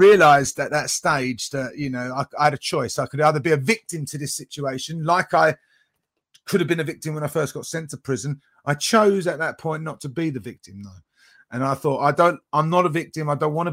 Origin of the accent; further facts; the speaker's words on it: United Kingdom; I'm from the UK, so near London, not far from London